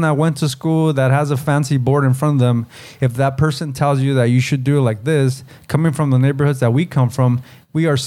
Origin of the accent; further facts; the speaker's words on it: United States; as Chicanos, Mexican American, or Latinos, second generation, first generation